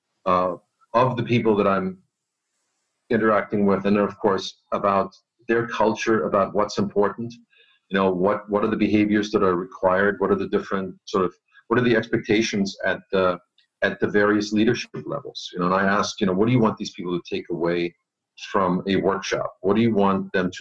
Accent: Germany; moved away as an adult; also born or lived in Austria; now in United States; I'm not originally from the U.S. I was born and raised in Germany. And I left Germany, went to Austria, and then worked in Austria for a bit, and then came over to the U.S.

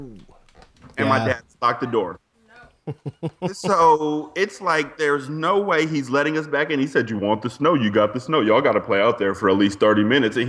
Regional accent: United States; I'm an American

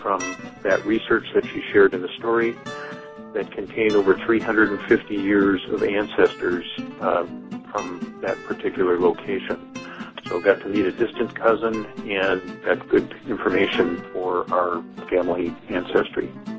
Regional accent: Shorewood, Minnesota, United States; I'm from Shorewood, Minnesota.

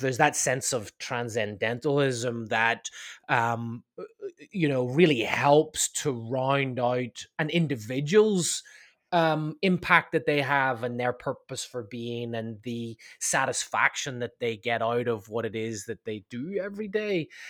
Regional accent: Belfast, Northern Ireland, United Kingdom; now in Laguna Beach, United States; I'm from, uh, I'm from Ireland, actually from Northern Ireland, uh, from, uh, Belfast.

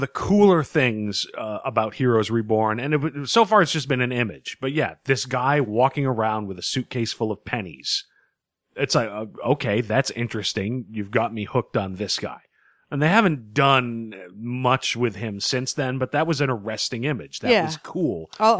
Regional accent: Boston, Massachusetts, United States; I'm from Boston, and I say, watching New York explode, only half a good time.

